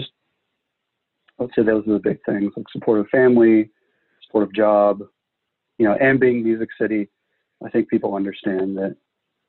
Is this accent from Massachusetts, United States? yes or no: no; Springfield, Illinois, United States; moved away as an adult; now in Nashville, United States; I grew up in Central Illinois. I grew up around the Springfield area